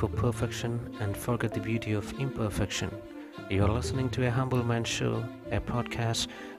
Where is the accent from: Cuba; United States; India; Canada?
India; I'm an Indian traveler